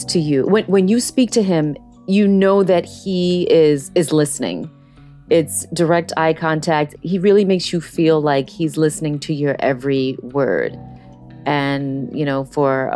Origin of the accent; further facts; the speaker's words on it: Monticello, New York, United States; I was born and raised in Monticello, New York, in beautiful Sullivan County